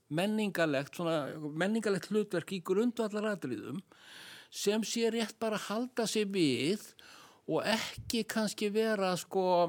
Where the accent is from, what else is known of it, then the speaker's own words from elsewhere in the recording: Iceland; við erum sko Íslendingar